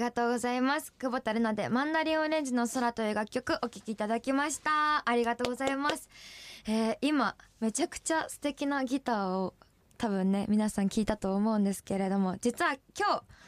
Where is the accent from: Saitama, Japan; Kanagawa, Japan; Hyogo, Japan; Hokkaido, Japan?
Hokkaido, Japan; Sapporo; 私、札幌市北区多幸区出身